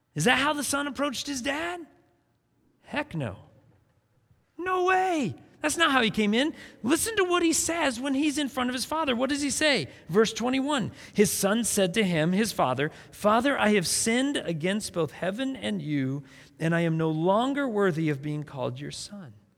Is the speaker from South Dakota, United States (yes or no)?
yes; South Dakota, United States; I grew up in South Dakota